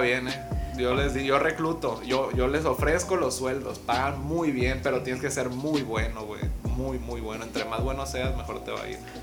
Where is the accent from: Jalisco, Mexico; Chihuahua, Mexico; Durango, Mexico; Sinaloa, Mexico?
Sinaloa, Mexico; Mazatlán; soy de Mazatlán